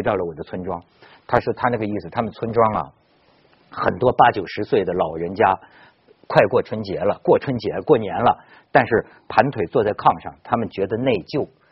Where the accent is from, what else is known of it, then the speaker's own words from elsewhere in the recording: Ningxiang, Hunan, China; moved away; 我老家是湖南的